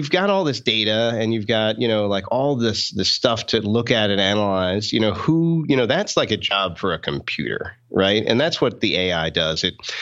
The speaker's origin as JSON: {"language": "English", "region": "outside New York", "country": "United States", "tie": "born or raised there", "moved": "yes", "lives_now": "Boston, United States", "said": "I grew up outside New York"}